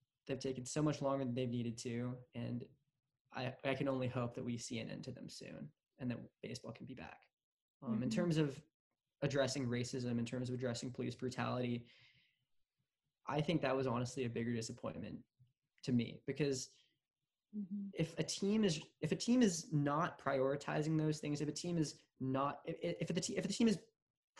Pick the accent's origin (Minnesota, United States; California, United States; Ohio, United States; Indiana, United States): California, United States; San Francisco Bay Area; As a kid growing up, I always idolized the Giants because they were my hometown team